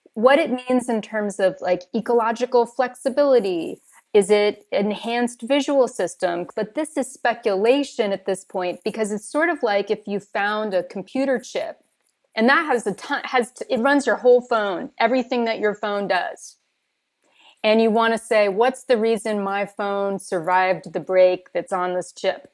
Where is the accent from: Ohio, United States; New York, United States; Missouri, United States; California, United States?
California, United States; moved away; I grew up in California